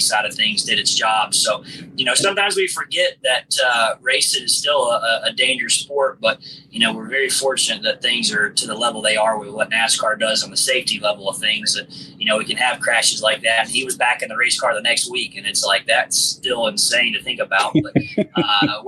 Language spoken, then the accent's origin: English; Forest Acres, South Carolina, United States; my hometown, Forest Acres